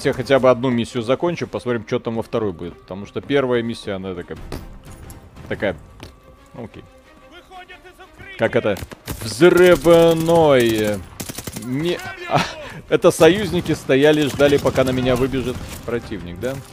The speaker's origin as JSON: {"language": "Russian", "country": "Israel", "said": "Я помню сообщения из Израиля, сам оттуда"}